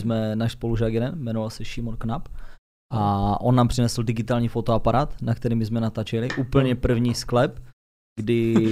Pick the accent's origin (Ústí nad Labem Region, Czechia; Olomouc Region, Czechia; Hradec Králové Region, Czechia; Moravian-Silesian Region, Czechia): Moravian-Silesian Region, Czechia; Ostrava; Já už teda na Dubině nebydlím, ale prostě kdykoliv tam přijdu, tak se cítím, že jsem doma.